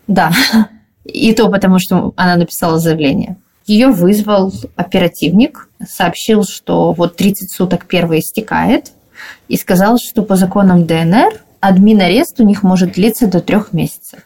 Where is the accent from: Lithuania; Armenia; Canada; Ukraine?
Ukraine; Dnipro, Dnipropetrovsk Oblast; Мы и сами из Днепропетровска